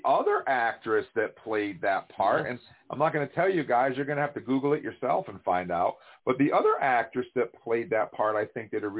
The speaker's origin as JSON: {"language": "English", "region": "upstate New York", "country": "United States", "said": "upstate New York, which is where I'm actually from."}